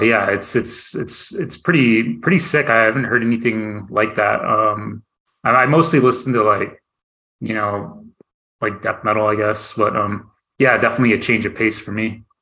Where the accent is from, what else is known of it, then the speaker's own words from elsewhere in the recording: near Flagstaff, Northern Arizona, United States; also born or lived in Tucson, Arizona / Phoenix, Arizona; I grew up in Northern Arizona, um, just like born and raised. Um, and uh, yeah, closer to like the Flagstaff area